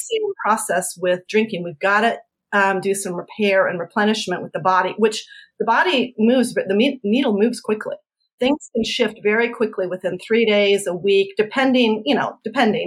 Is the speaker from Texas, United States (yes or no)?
no; Colorado, United States; I'm from Colorado.